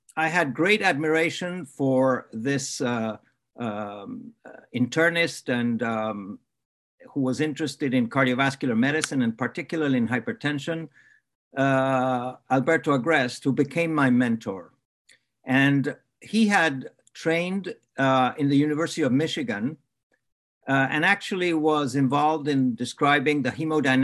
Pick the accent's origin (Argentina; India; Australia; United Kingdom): Argentina; moved away as an adult; now in Canada; I grew up in Argentina